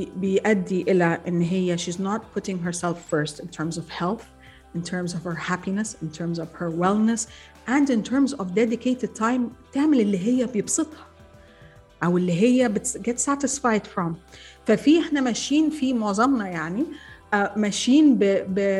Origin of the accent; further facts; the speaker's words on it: Egypt; انا مصريه